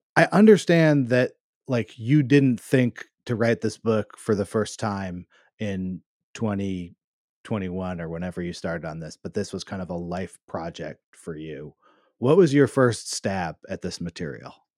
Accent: Berkeley, California, United States; Berkeley, which is my hometown

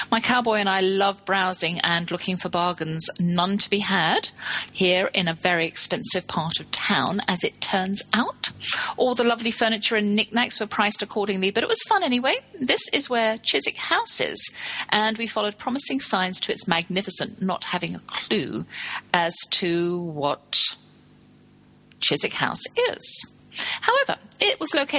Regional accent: Texas, United States; who lives in my home state, Texas.

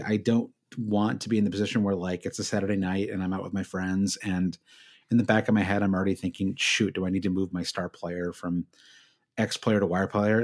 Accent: Michigan, United States; I'm from Michigan

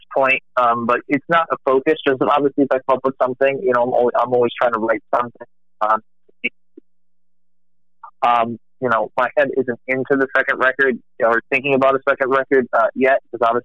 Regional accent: Rhode Island, United States; now in Texas, United States; I'm originally from Rhode Island, but living in Texas

